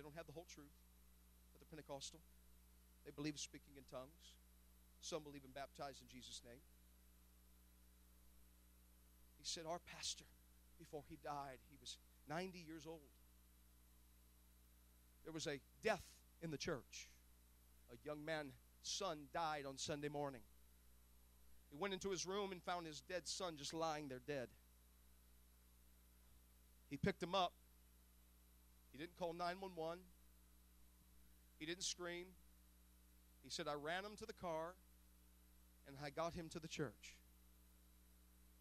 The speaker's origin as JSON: {"language": "English", "town": "Gary", "region": "Indiana", "country": "United States", "tie": "born or raised there", "said": "it was the church that I was born in. It was the church that I was dedicated in on 45th Avenue in Gary, Indiana."}